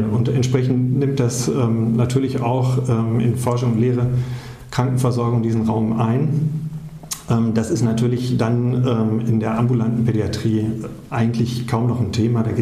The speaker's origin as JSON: {"language": "German", "region": "North Rhine-Westphalia", "country": "Germany", "said": "Das erlebt man, ähm, wenn man aus dem Ruhrpott kommt, erst im Rheinland. Ja. Also da wird man als Westfale identifiziert"}